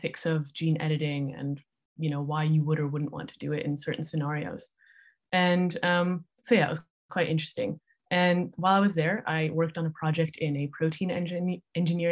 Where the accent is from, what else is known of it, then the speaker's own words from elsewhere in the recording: Salt Lake City, Utah, United States; moved away; also born or lived in San Francisco Bay Area, California / Davis, California; So I grew up in Salt Lake City, Utah, and kind of near San Francisco, California